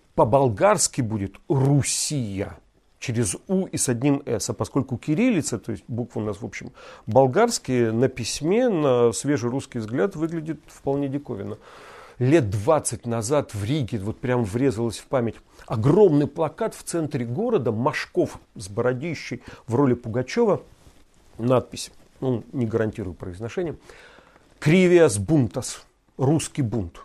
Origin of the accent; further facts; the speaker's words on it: Vologda Oblast, Russia; moved away; Я родился и вырос в Вологодской области